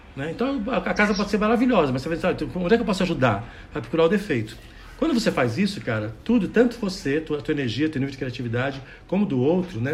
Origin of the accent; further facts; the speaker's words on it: Santos, São Paulo, Brazil; Eu nasci em Santos, né, São Paulo, do lado da Mata Atlântica